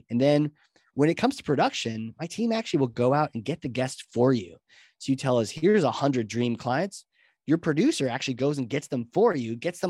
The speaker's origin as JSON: {"language": "English", "region": "New Hampshire", "country": "United States", "tie": "born or raised there", "said": "I grew up, in New Hampshire, and I was always a little bit of a nerd and a little bit of a theater guy"}